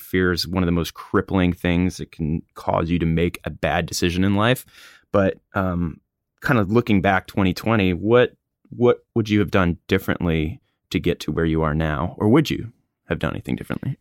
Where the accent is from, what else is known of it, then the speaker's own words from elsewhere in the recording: Hatteras, North Carolina, United States; It's my hometown, home